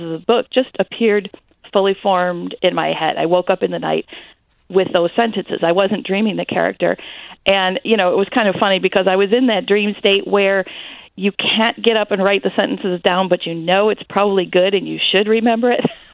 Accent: Detroit, Michigan, United States; moved away as an adult; also born or lived in Upper Peninsula, Michigan; I'm originally from the Detroit area

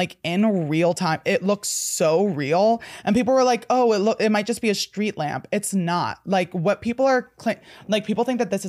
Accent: New Jersey, United States; I'm from New Jersey.

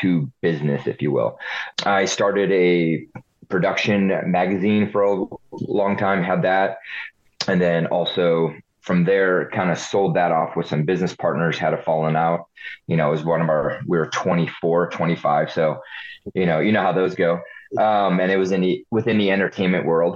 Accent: United States; also born or lived in Hungary / Ohio / California; So I was born in Hungary, first generation. Left Hungary in 82 when it was still communist, so we defected. Came to the state for the American dream. Moved to Ohio, lived on a farm for a few years

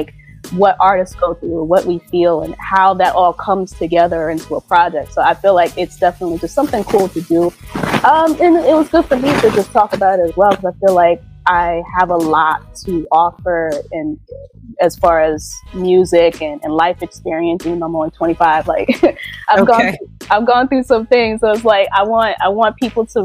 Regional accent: New York City, New York, United States; I'm coming from New York, Jamaica, Queens, to be exact, born and raised

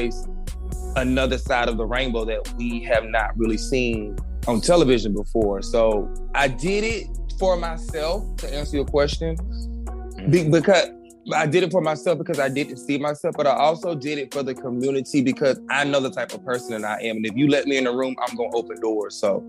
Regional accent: North Carolina, United States; I told them I was from North Carolina. I'm country.

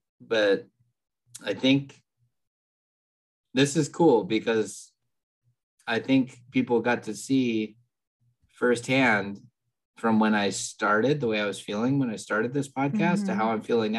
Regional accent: California, United States; We're from California.

